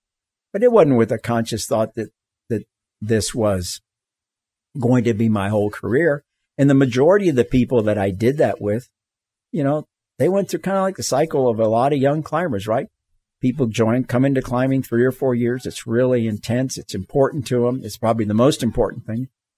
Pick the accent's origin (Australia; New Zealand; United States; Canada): United States; the South; moved away as an adult; I mean, I grew up in the South. You know, I went to segregated schools all the way through college.